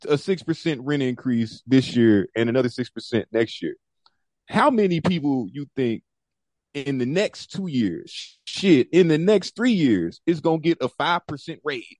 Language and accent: English; St. Louis, Missouri, United States; moved away as an adult; now in Washington, United States; I came here from St. Louis in 2009 to DC, that is